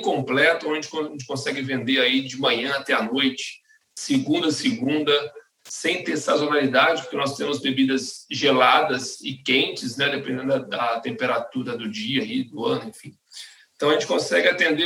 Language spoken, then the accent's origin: Portuguese; Espírito Santo, Brazil; moved away as an adult; now in São Paulo, Brazil; eu sou capixaba, né? Eu sou do Espírito Santo e eu vim para São Paulo em 2010